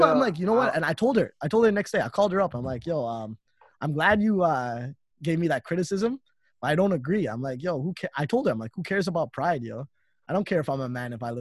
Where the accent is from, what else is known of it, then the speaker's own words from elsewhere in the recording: Toronto, Ontario, Canada; I stayed in Toronto most of my life, and I've been living with my parents